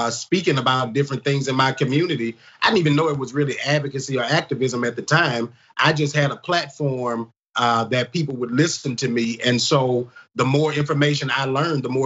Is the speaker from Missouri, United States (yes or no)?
no; Baton Rouge, Louisiana, United States; I grew up in North Baton Rouge